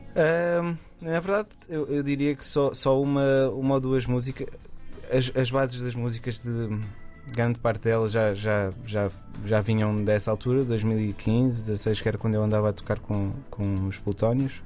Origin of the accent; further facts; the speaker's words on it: Aveiro, Centro, Portugal; voltei para, para, para Aveiro, que é de onde eu sou